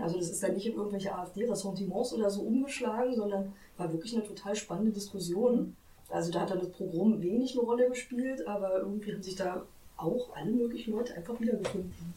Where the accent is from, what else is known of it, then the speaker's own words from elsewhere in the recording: Potsdam, Brandenburg, Germany; bin in Potsdam groß geworden